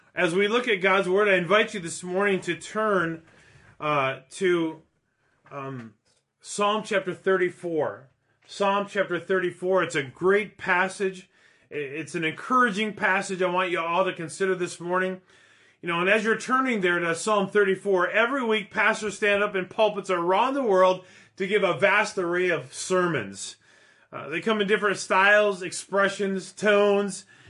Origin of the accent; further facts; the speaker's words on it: Minneapolis, Minnesota, United States; moved away; my city that I grew up